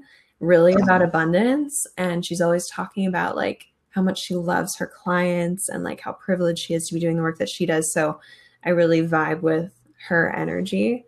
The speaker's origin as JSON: {"language": "English", "region": "Minnesota", "country": "United States", "tie": "born or raised there", "also_born_or_lived": "Wisconsin / Arkansas", "moved": "as an adult", "lives_now": "San Francisco, United States", "said": "I'm from Minnesota originally. Born and raised in Minnesota"}